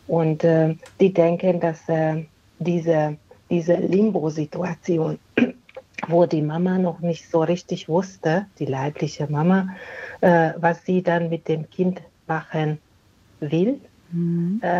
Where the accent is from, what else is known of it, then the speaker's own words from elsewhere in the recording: Hungary; Äh, die kommen aus Ungarn. Wir sind gebürtige Ungarn